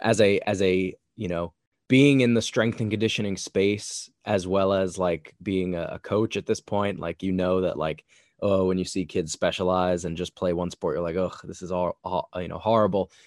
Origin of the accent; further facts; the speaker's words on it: Long Island, New York, United States; I grew up in a suburban part of New York. I grew up in Long Island, so I was not in the city